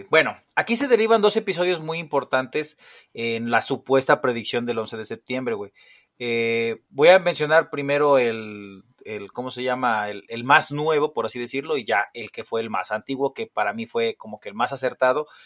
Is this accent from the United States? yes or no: no; Mexico; Bueno, los que somos de México